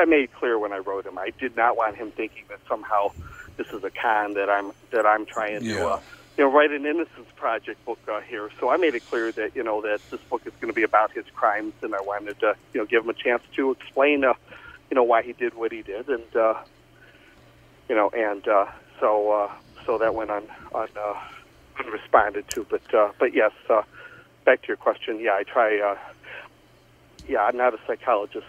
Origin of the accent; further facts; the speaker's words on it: Joliet, Illinois, United States; about five or six houses up the street from where I grew up in Joliet.